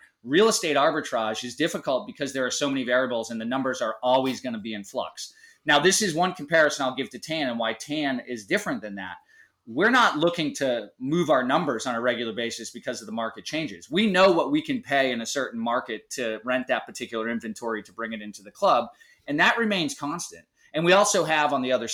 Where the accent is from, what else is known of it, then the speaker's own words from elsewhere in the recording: Easton, Massachusetts, United States; now in Outer Banks, North Carolina, United States; I grew up in Easton. Conrad and I are both Massholes, have migrated away from Massachusetts